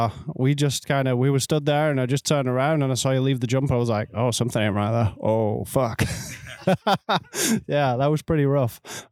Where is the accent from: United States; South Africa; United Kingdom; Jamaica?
United Kingdom; now in Canada; Even though I'm British originally, you know, Canadian now.